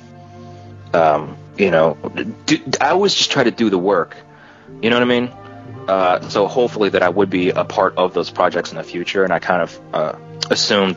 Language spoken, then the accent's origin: English; United States; I'm from the United States